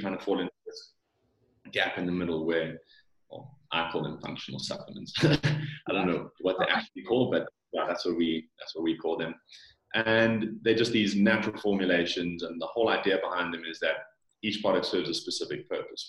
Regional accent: South Africa; accent: South African; Born and bred in South Africa. Parents are from from Holland, um, but I've lived here my whole life

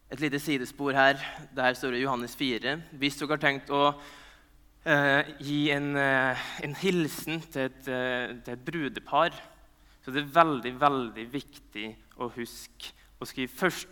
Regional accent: Nordmøre, Møre og Romsdal, Norway; jeg er nordmøring

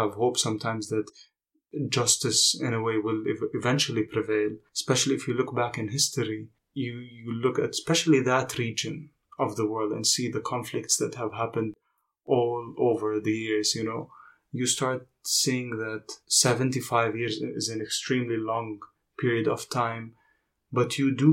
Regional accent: Jordan; growing up in Jordan

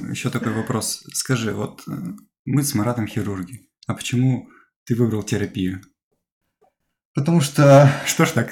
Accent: Perm, Perm Krai, Russia; now in Saint Petersburg, Russia; Но ну, надо сказать, что мы все приехали из Перми, переехали в Санкт-Петербург. Э, отучились вот в Перми.

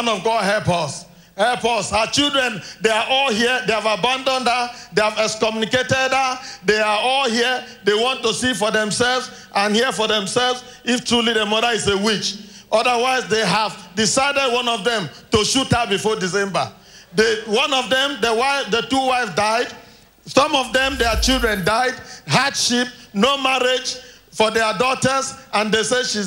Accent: Asiga, Cross River, Nigeria; We came from Cross River State in a village called Asiga

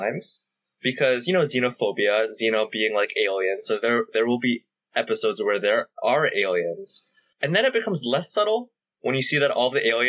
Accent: Canada; I say this as a Canadian.

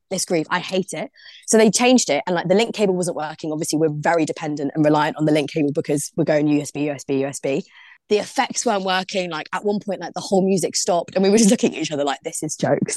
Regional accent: London, United Kingdom; now in Liverpool, United Kingdom; I'm originally from London, from Brixton.

